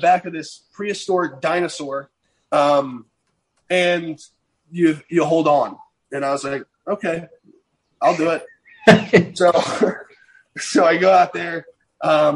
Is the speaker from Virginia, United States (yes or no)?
yes; Virginia, United States; Growing up in Virginia, it's a lot of whitetail hunting